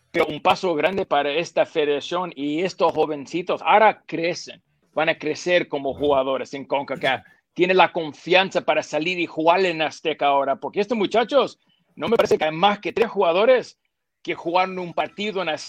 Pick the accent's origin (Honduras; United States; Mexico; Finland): United States; no es porque soy americano